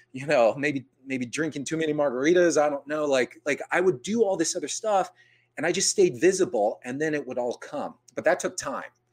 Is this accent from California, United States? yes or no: yes; San Jose, California, United States; I was born and raised in San Jose